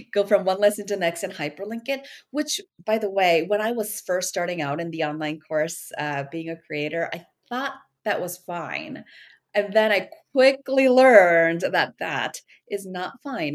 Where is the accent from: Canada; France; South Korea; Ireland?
South Korea; moved away as an adult; also born or lived in Minnesota, United States; now in United States; I was born in Korea. I was back and forth. Like when I was two years old, that's when my family moved to Minnesota. And I was there till I was 10. And then from 10 to 27, I was in Korea.